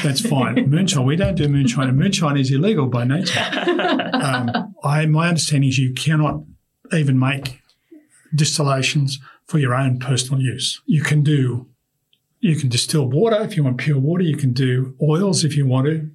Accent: Australia; we are Australian

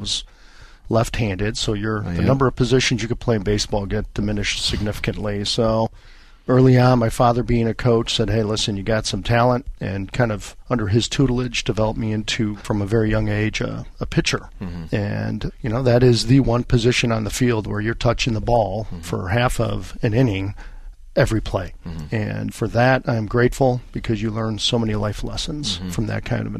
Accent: Niles, Illinois, United States; also born or lived in Chicago; I was born in the city of Chicago, the great city of Chicago, raised in a northern suburb, Niles, kind of a blue-collar community.

